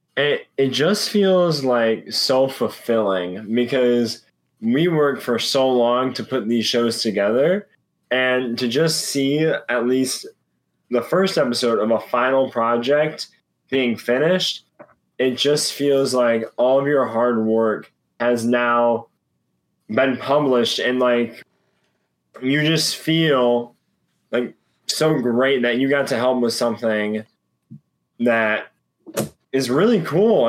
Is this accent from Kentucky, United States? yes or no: no; Ohio, United States; I am from Ohio